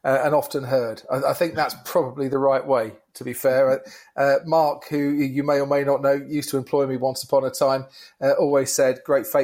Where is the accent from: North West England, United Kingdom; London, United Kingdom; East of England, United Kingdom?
East of England, United Kingdom; Stevenage; I was born and raised in Stevenage, so Nebworth was the spiritual home when it came to music festivals